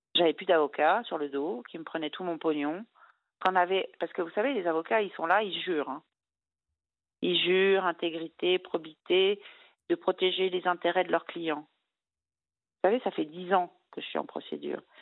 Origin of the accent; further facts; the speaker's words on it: Brittany, France; je suis bretonne